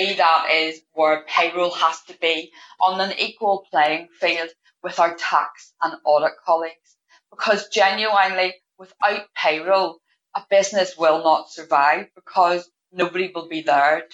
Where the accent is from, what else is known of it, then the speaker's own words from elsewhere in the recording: Northern Ireland, United Kingdom; I am from Northern Ireland